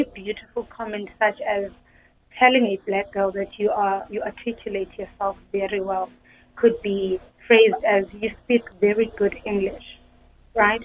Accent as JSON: {"language": "English", "region": "Eastern Cape", "country": "South Africa", "said": "I come from the Eastern Cape"}